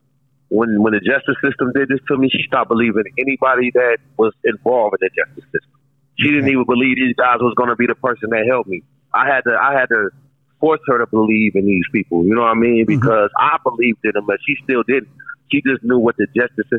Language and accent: English; Minneapolis, Minnesota, United States; I'm from North Minneapolis, which is like it's a close-knit community